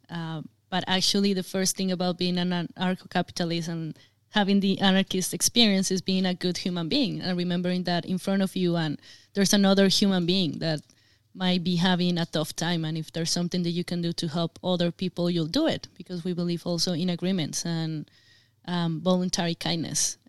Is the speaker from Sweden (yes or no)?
no; Colombia; I come from Colombia, um, I mean, we have to deal with guerrillas for many years